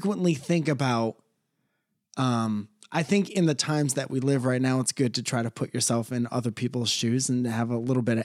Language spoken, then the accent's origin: English; Connecticut, United States; now in Los Angeles, United States; I come from Connecticut